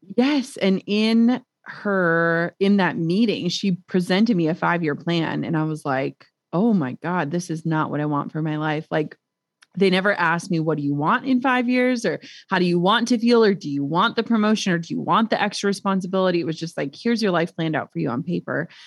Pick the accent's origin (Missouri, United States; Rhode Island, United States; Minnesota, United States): Minnesota, United States; we're from Minnesota